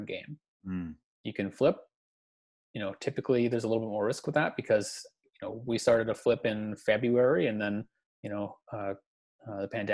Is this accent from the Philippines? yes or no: no; Canada